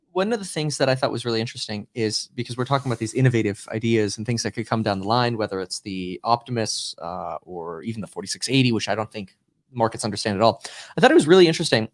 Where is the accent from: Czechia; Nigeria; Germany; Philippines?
Germany; now in California, United States; I was born in Germany and I live in California